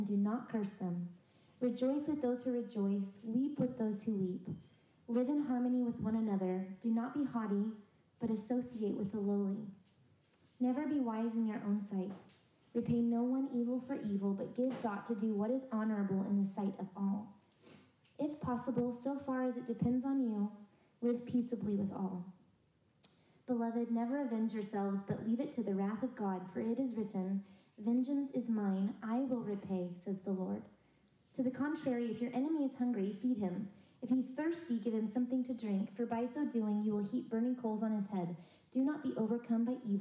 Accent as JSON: {"language": "English", "town": "San Antonio", "region": "Texas", "country": "United States", "tie": "born or raised there", "moved": "as an adult", "lives_now": "South Carolina, United States", "said": "I'm a transplant to South Carolina. I grew up mostly in San Antonio, Texas, where I went to school"}